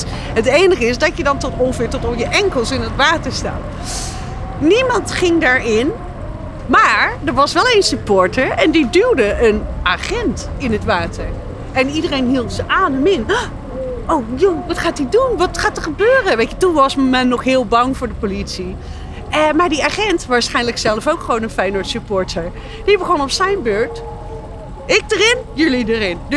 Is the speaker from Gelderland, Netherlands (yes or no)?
yes; Apeldoorn, Gelderland, Netherlands; Die mevrouw komt van Utrecht, ik kom uit Apeldoorn, maar wij zijn een harde nieren vandaag.